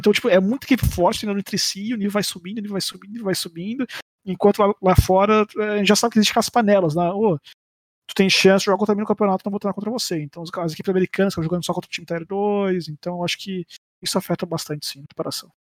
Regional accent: Brazil; eu sou brasileiro

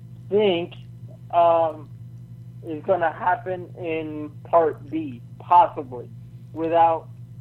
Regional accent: Florida, United States; from Florida.

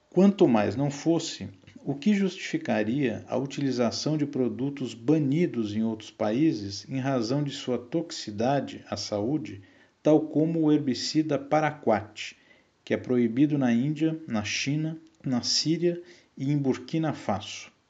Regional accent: São Paulo, Brazil; nasci em São Paulo no ano de 1977

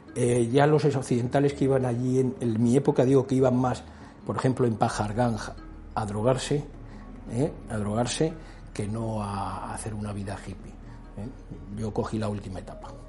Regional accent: Palma, Balearic Islands, Spain; moved away as an adult; also born or lived in Bangkok, Thailand; Nací aquí en Palma de Mallorca, pasé prácticamente gran parte de mi infancia y ya muy joven, eh, con veintipocos años, me marché de aquí.

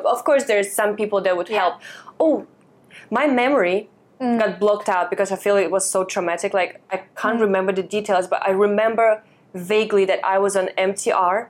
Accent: Russia; now in Hong Kong; I grew up in Russia.

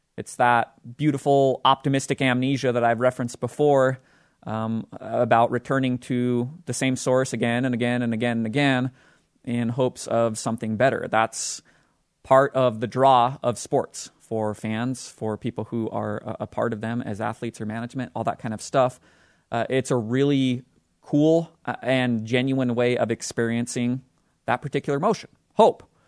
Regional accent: Utah, United States; the team that plays basketball in my home state, the Utah Jazz

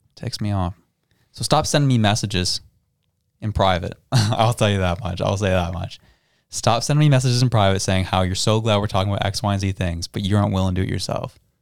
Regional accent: Canada; we as a Canadian people are a conquered people

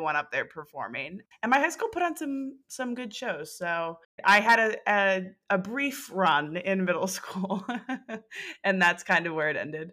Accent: New Jersey, United States; We are both from New Jersey

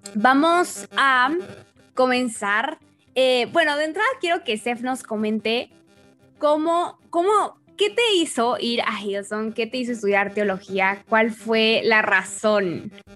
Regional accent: Mexico; como latinas y mexicanas

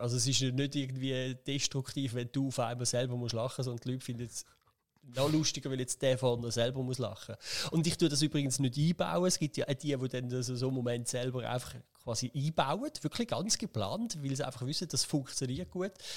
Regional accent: Schaffhausen, Switzerland; ich bin da in der Region aufgewachsen

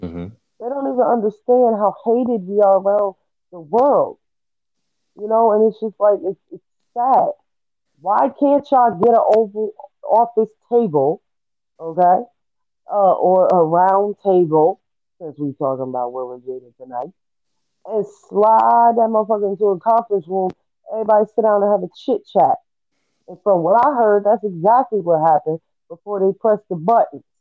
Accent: United States; we as American people

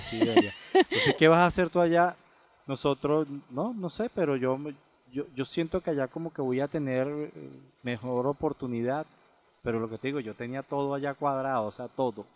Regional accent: La Victoria, Aragua, Venezuela; moved away as an adult; now in United States; Yo soy de La Victoria, una ciudad pequeñita que está como a 45 minutos de Caracas, en el estado de Aragua

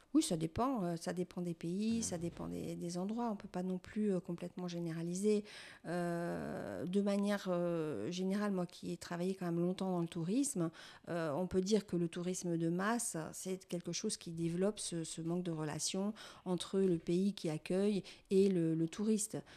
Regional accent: France; je suis française aussi

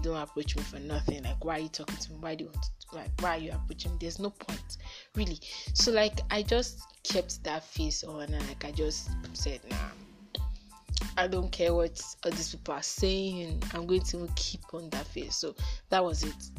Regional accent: Nigeria; I'm a Nigerian. Um, mm, I'm a Yoruba girl. Yes, I know how to speak Yoruba very well, and I know how to speak English and Pidgin

